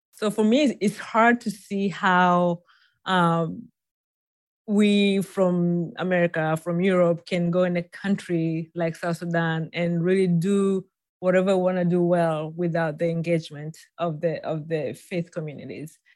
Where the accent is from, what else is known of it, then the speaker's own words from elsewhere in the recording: Tanzania; moved away as an adult; now in United States; I was born and raised in Tanzania